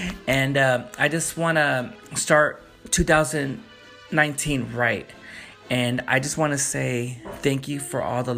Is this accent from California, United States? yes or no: yes; Wilmington, California, United States; you and I, we both live in we grew up in the Wilmington area.